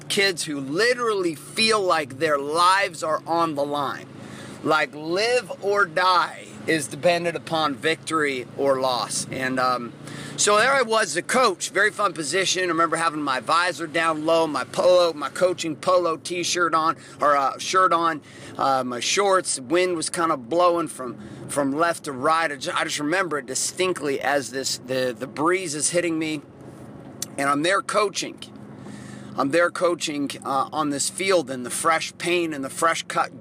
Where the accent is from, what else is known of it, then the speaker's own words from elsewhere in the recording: Washington, United States; also born or lived in Central California; we moved from Central California up to Washington, for me to be able to pursue my passions in football.